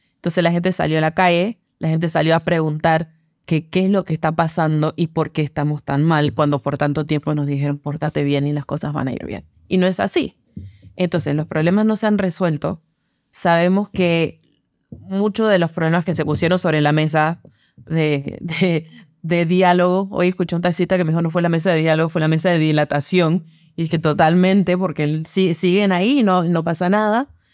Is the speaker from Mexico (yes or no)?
no; Panama; como panameños y panameñas